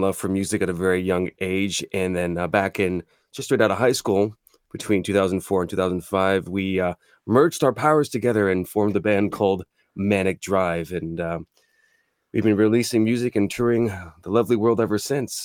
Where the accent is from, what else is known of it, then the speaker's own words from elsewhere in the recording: Toronto, Ontario, Canada; we were born and raised in Toronto, so that's, that's home ground for us.